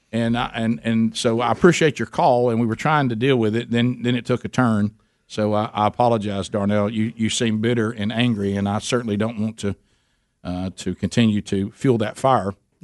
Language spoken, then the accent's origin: English; Birmingham, Alabama, United States; we're from Birmingham